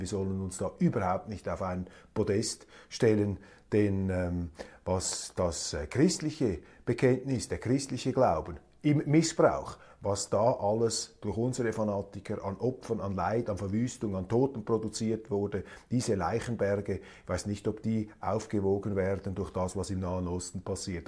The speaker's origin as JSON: {"language": "German", "country": "Switzerland", "said": "als Schweizer"}